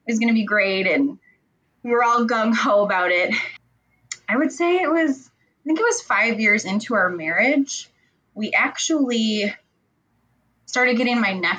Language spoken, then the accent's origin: English; Michigan, United States; also born or lived in Texas; I am from Michigan, little small town in Michigan, little farm country